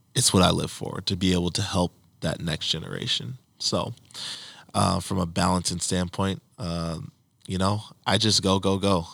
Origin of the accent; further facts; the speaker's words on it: Saint Paul, Minnesota, United States; Mike and I growing up in Saint Paul, we knew the Castile family very well